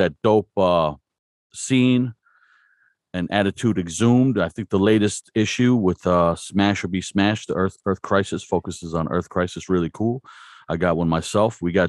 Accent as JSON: {"language": "English", "region": "New Jersey", "country": "United States", "moved": "yes", "said": "I'm from New Jersey originally."}